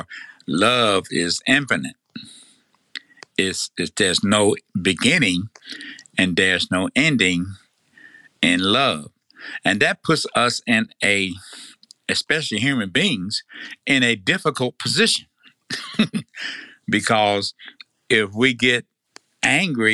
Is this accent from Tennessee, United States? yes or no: yes; Tennessee, United States; accent: Tennessee; my Tennessee accent